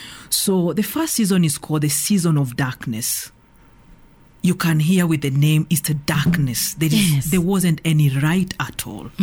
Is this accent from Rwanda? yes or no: yes; Kigali, Rwanda; Okay, I'm from Kigali City.